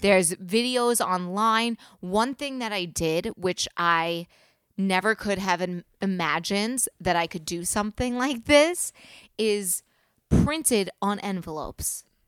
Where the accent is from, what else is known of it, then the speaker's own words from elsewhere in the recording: New York City, New York, United States; I'm from the South Shore